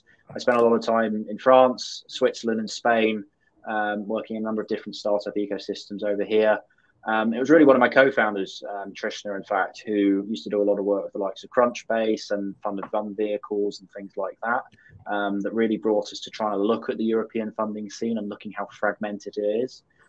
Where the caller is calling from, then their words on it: Birmingham, West Midlands, United Kingdom; I'm ringing you from Birmingham now, so that's where I am at this moment.